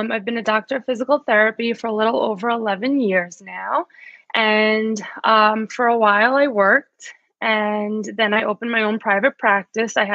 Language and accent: English; New York, United States; Well, anyway, no, I am from New York.